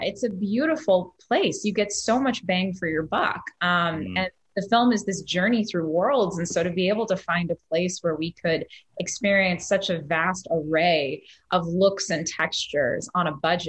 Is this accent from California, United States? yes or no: yes; Northern California, United States; now in Los Angeles, United States; I'm from Northern California